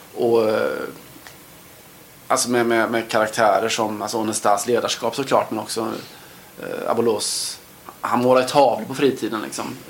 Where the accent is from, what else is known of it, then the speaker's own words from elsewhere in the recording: Sweden; man kommer från ett Sverige där vi, älskar vårt svenska handbollslandslag